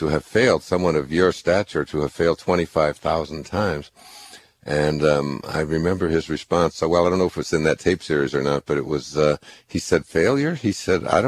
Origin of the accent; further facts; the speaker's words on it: Michigan, United States; I grew up in Michigan